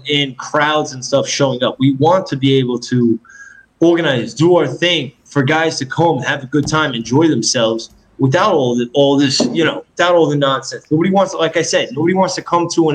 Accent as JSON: {"language": "English", "town": "New York City", "region": "New York", "country": "United States", "tie": "born or raised there", "also_born_or_lived": "California", "moved": "as an adult", "said": "I grew up in Queens, New York"}